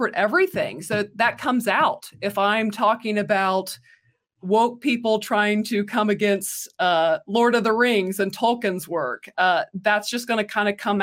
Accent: the Bible Belt in the South, United States; we grew up in the Bible Belt in the South

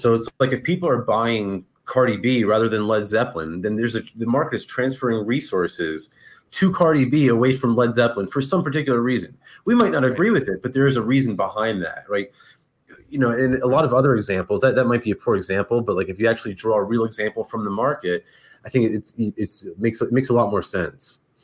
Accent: New Jersey, United States; I grew up in like in North Jersey

